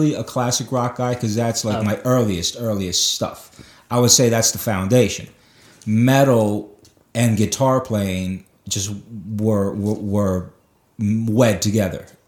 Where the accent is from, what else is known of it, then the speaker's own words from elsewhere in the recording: Kearny, New Jersey, United States; I grew up in Kearney, New Jersey